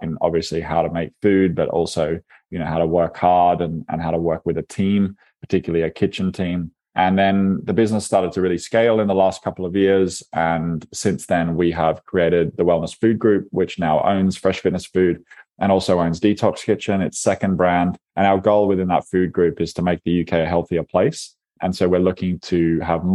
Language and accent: English; Byron Bay, New South Wales, Australia; moved away; I'm from a little town called Byron Bay, which is a shire on the far east coast of Australia